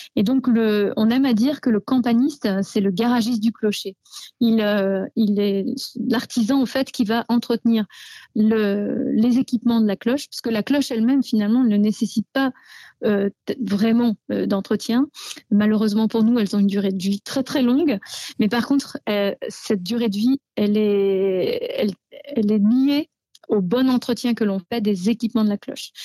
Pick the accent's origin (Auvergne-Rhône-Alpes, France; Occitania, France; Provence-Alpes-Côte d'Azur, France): Auvergne-Rhône-Alpes, France; Savoy; même si on est savoyard, on se sent bien français